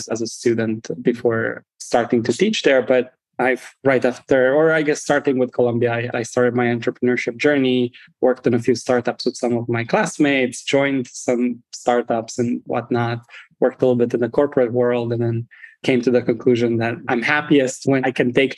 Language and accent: English; Romania; moved away as an adult; now in United States; I'm originally from Romania, first and foremost. I grew up there up until college. I moved to the United States and I've been here ever since.